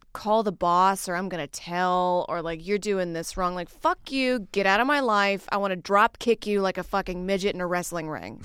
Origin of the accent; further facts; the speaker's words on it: the South, United States; I grew up in the South where everything was just fried